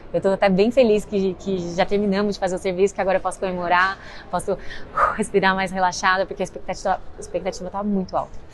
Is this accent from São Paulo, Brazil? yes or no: yes; interior of São Paulo, Brazil; Eu sou do interior de São Paulo